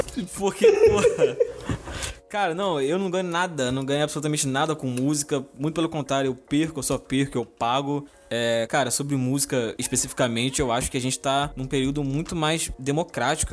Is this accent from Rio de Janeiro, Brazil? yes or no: yes; Duque de Caxias, Rio de Janeiro, Brazil; aqui no bairro onde eu, onde eu nasci, onde eu cresci